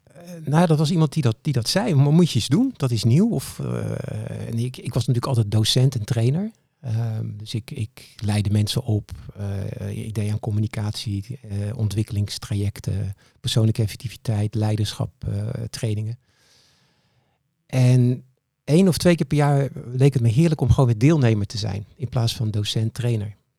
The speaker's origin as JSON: {"language": "Dutch", "town": "Capelle aan den IJssel", "region": "South Holland", "country": "Netherlands", "said": "Ik kom uit Capelle aan de IJssel"}